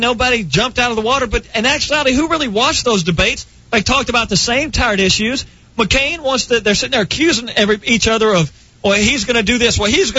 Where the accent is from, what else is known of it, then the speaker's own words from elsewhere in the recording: United States; No, I'm American. I have the right to bitch about anything.